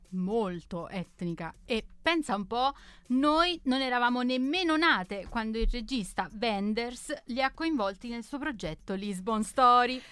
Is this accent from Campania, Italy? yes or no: yes; Naples, Campania, Italy; nella mia terra Napoli